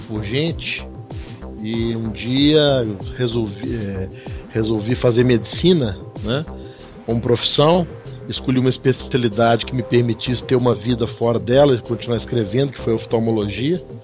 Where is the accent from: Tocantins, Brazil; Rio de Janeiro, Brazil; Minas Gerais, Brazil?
Minas Gerais, Brazil; Belo Horizonte; Eu sou mineiro de Belo Horizonte